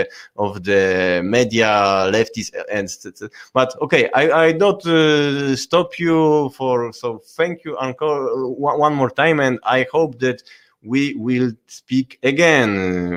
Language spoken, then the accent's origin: English; Poland; now in France; I am from Poland and I am concerning from the stuff in Poland, but also I am now living in France and I am active in French movement.